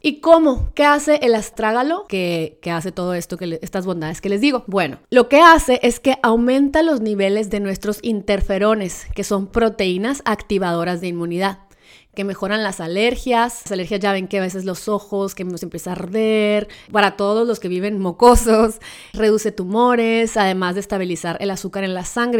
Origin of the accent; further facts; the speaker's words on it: Mexico; como mexicanos